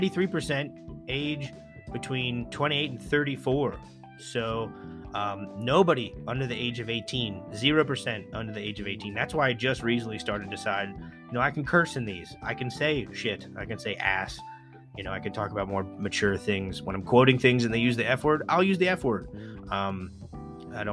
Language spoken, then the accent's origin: English; Pennsylvania, United States; my home state of Pennsylvania